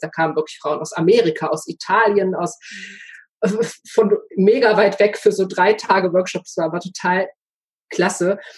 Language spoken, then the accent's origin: German; Ruhr area, North Rhine-Westphalia, Germany; Ich komme ja aus dem Ruhrgebiet